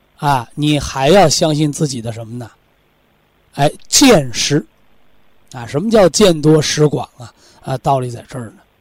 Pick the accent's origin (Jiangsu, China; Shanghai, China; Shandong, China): Shandong, China; 我就是山东人